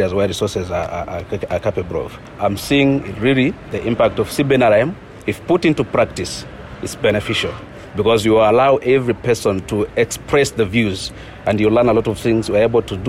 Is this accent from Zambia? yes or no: yes; West Petauke, Eastern Province, Zambia; I was born and grew up in the eastern part of Zambia, in the West Petauke game management areas.